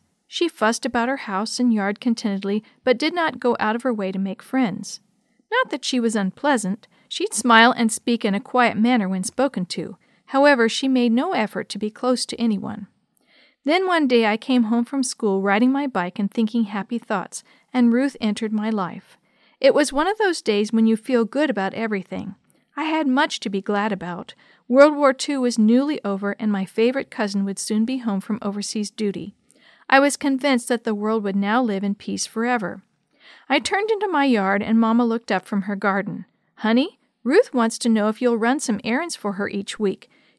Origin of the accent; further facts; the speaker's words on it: Connecticut, United States; the capital city of my home state of Connecticut.